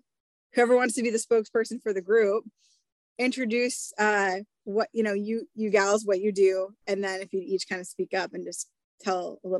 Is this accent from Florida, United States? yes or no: no; Iowa, United States; And in the state of Iowa, in particular, my home state